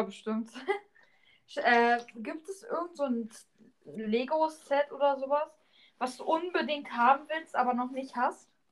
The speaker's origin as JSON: {"language": "German", "country": "Germany", "said": "ich komme aus Deutschland und habe russische Gene"}